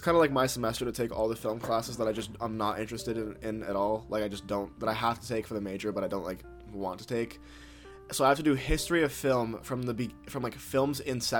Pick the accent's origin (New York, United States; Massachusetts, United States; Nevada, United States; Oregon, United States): New York, United States; I'm also from New York.